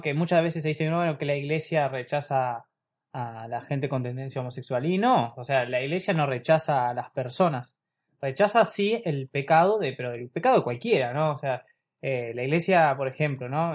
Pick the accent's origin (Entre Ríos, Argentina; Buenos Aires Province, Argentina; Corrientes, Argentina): Buenos Aires Province, Argentina; La Plata; somos de La Plata, de la diócesis de La Plata, provincia de Buenos Aires, en Argentina.